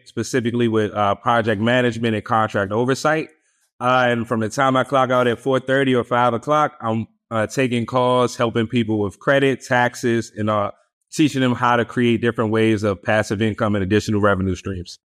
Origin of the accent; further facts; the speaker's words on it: Washington, District of Columbia, United States; also born or lived in Richmond, Virginia; I'm born and raised in Washington, D C.